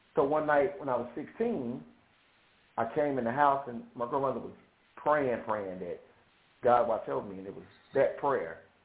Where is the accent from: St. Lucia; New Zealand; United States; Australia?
United States; Shreveport, Louisiana; I am from Shreveport, Louisiana